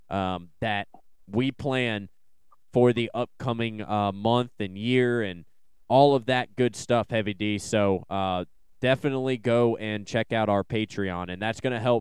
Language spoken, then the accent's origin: English; Salem, Virginia, United States; Salem Arenacross obviously is in my hometown this weekend